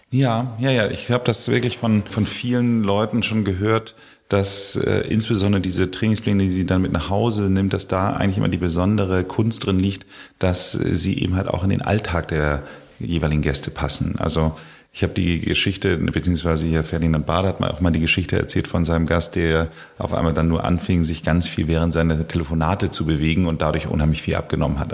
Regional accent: Hamburg, Germany; Ich wollte damals als Hamburger

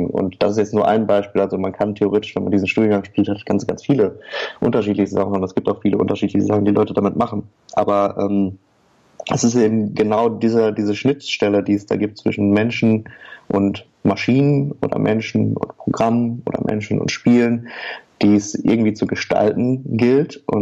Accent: Oer-Erkenschwick, North Rhine-Westphalia, Germany; Also wir, wir kennen uns, äh, weil wir alle aus der gleichen Stadt kommen. Wir kommen nämlich alle aus Oererkenschwick. Das ist eine kleine Stadt am Rande des nördlichen Ruhrgebiets.

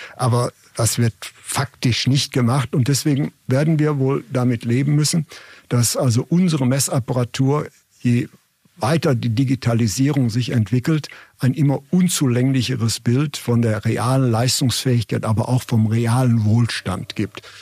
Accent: Germany; als Deutsche

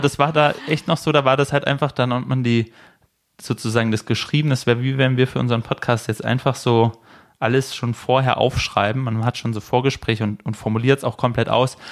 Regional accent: Baden-Württemberg, Germany; moved away; ich bin in Baden-Württemberg zur Schule gegangen

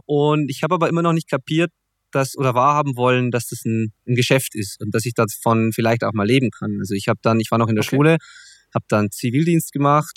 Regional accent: Zwiesel, Bavaria, Germany; also born or lived in Kirchdorf im Wald; Zwiesel äh, ist in der Tat mein Heimatort, auch wenn ich da mittlerweile zwar nicht mehr wohne

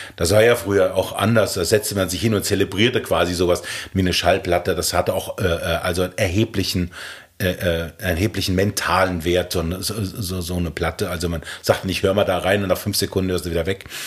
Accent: Ortenberg, Hesse, Germany; moved away as an adult; also born or lived in Gedern / Frankfurt; in unserem Dorf, das hieß Ortenberg, ein ganz kleines mittelalterliches Dorf in der Nähe von Gedern, wo ich geboren bin

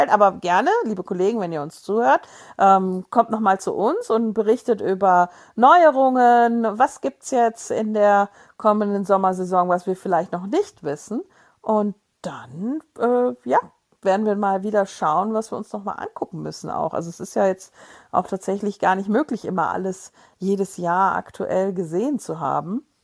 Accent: Germany; Ja, mein Gott, da sind wir Deutsche.

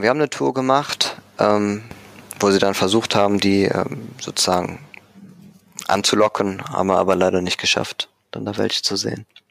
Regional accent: Düsseldorf, North Rhine-Westphalia, Germany; Henkel bei uns in Düsseldorf

